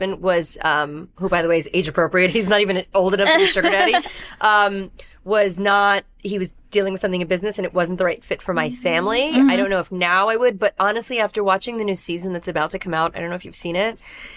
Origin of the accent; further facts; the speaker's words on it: New York City, New York, United States; I'm a New Yorker, a New Yorker New Yorking in New York. I grew up in Brooklyn